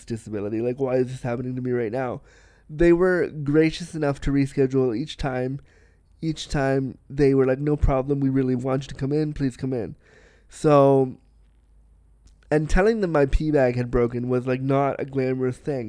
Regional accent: small town outside Toronto, Ontario, Canada; now in Toronto, Canada; a Canadian small town boy, which I was

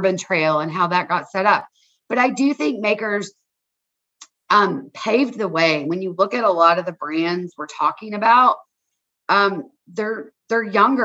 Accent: Kentucky, United States; growing up in Kentucky

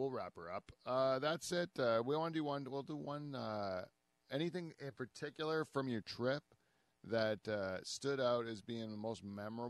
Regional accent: Canada; we're Canadian

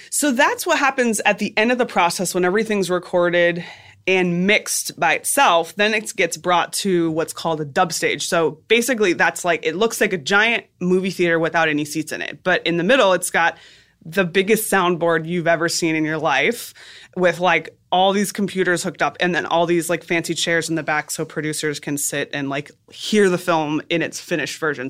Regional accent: South Florida, United States; also born or lived in Boston; South Florida.

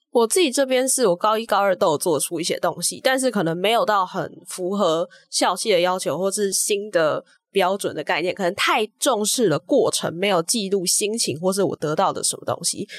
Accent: Taipei, Taiwan; 我是来自台北的正大附中，然后我现在就读的是正大中文系的大一

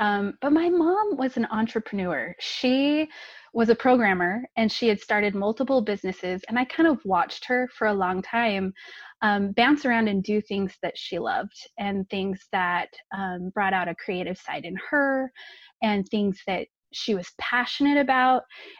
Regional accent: California, United States; now in Utah, United States; I grew up in California, nice and warm weather. I live in Utah now, so I keep pining for that sunny weather during the wintertime. But I grew up in California, and I was the oldest of three.

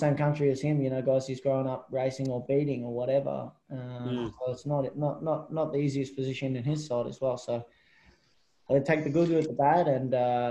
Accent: Australia; being an Aussie over here all my life, all my career basically, is you're always outnumbered.

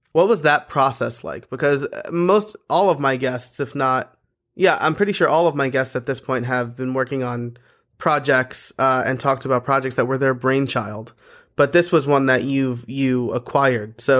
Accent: Portland, Oregon, United States; I'm from Portland, Oregon.

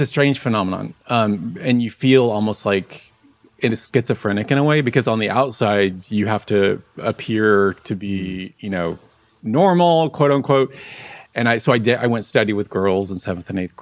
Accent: Dallas, Texas, United States; I grew up in Dallas, Texas

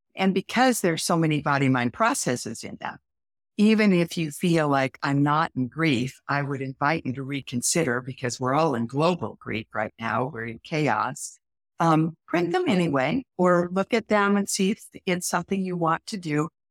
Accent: Midwest, United States; I'm from the Midwest

